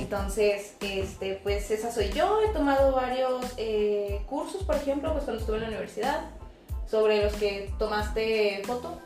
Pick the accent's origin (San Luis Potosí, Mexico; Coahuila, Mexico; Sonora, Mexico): Coahuila, Mexico; Monclova; moved away as an adult; Soy pues de esa ciudad, estoy viviendo aquí hace siete años